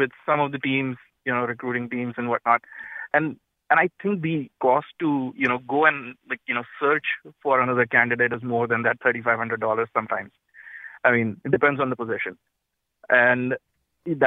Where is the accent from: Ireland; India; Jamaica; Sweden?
India; moved away as an adult; now in South Windsor, United States; I am from India. I work here in South Windsor as an engineer